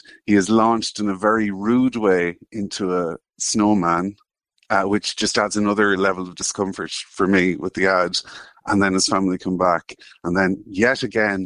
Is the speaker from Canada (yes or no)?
no; Ireland; as an Irish man in my 40s